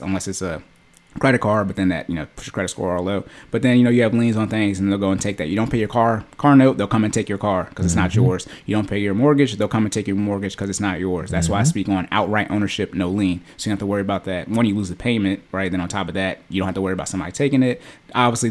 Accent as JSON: {"language": "English", "region": "Arizona", "country": "United States", "tie": "born or raised there", "said": "I was born in Arizona"}